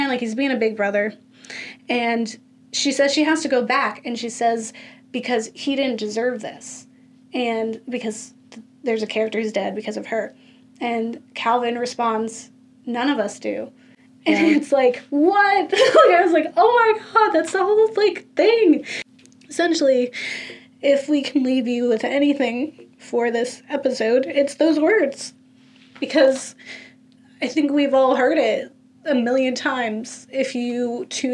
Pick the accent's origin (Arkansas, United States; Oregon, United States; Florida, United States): Florida, United States; I'm from Florida